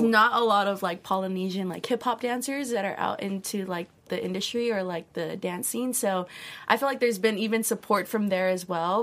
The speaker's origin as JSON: {"language": "English", "region": "Hawaii", "country": "United States", "tie": "born or raised there", "said": "growing up in Hawaii, it's such a small island"}